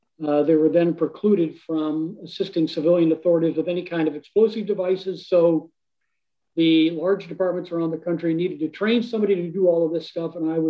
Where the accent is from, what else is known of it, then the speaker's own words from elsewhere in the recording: Ohio, United States; moved away as an adult; now in Colorado, United States; I'm originally from Ohio